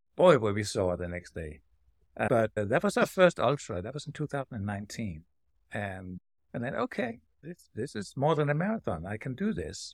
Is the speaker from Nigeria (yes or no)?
no; Denmark; now in Silver City, United States; I'm from Denmark, across the pond